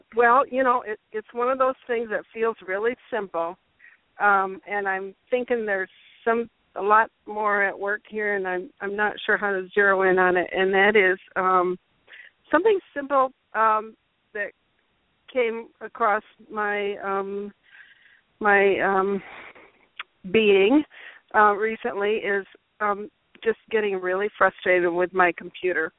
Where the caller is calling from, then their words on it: Grand Rapids, Michigan, United States; calling from Grand Rapids